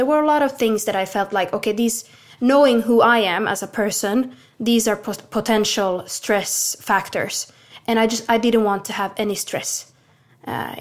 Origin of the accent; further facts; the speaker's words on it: Finland; now in Sweden; I'm born and raised in Finland